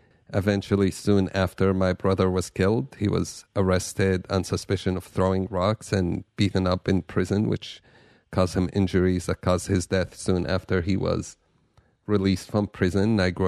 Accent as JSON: {"language": "English", "town": "Jerusalem", "region": "Jerusalem District", "country": "Israel", "tie": "born or raised there", "said": "Yeah, I grew up in Jerusalem in one of the worst times probably in the conflict."}